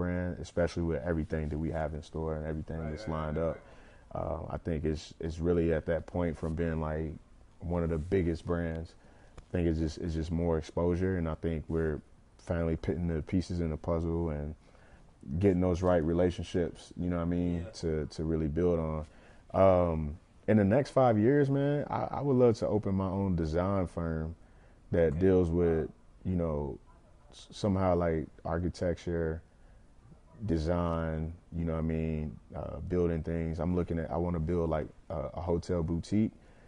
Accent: Lexington, Kentucky, United States; growing up in Lex

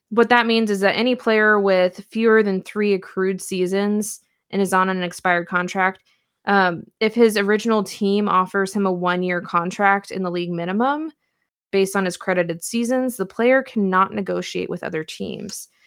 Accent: Puyallup, Washington, United States; I was born and raised in Puyallup

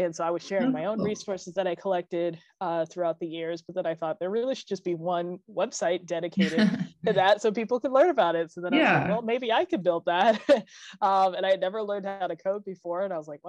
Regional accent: Palm Springs, California, United States; now in Los Angeles, United States; I actually grew up in Palm Springs

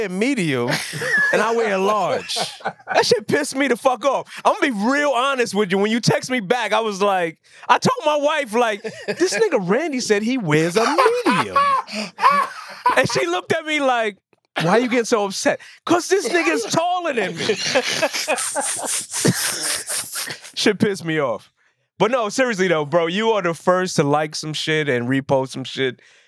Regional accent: New York City, New York, United States; growing up in New York

